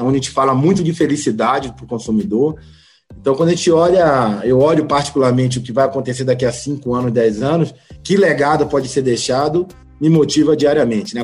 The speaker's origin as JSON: {"language": "Portuguese", "town": "Santo Amaro", "region": "Bahia", "country": "Brazil", "tie": "born or raised there", "also_born_or_lived": "Salvador", "said": "sou baiano, né? Tenho 45 anos, nasci Nasci na cidade de Santo Amaro da Purificação"}